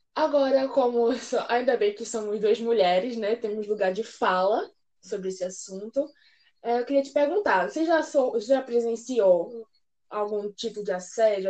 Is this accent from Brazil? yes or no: yes; Recife, Pernambuco, Brazil; Eu não sou é, de São Paulo, eu sou de Recife